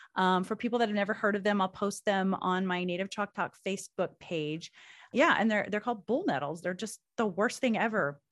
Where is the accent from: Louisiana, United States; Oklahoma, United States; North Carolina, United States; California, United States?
Oklahoma, United States; moved away; I moved away from Oklahoma.